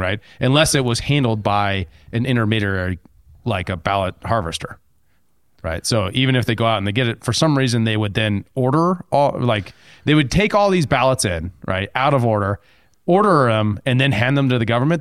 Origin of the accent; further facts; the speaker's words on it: Helena, Montana, United States; growing up in Helena